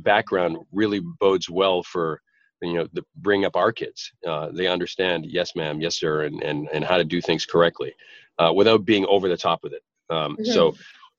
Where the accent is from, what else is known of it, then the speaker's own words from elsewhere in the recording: Boston, Massachusetts, United States; an Irish guy from Boston